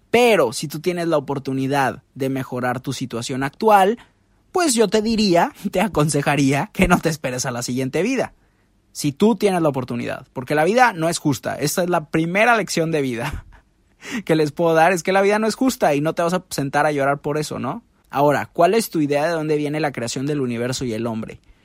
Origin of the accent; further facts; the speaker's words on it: Mexico; cuando nos preguntó de dónde éramos y dijimos México